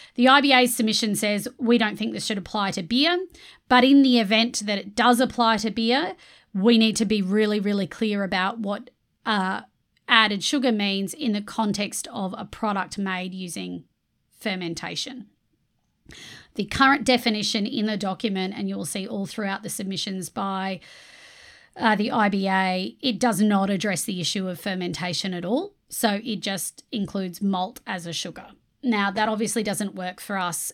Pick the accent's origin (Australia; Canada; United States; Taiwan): Australia; I'm an immigrant to Australia. I moved over here when I was five.